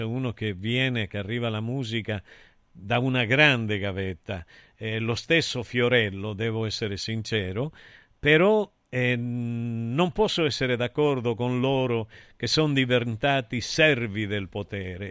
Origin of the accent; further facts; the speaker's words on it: Calabria, Italy; sa che io sono calabrese